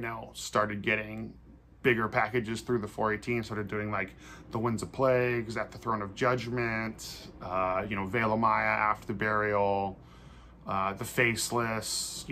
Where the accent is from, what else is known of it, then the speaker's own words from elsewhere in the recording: Santa Cruz, California, United States; I grew up in Santa Cruz. That's where I'm from.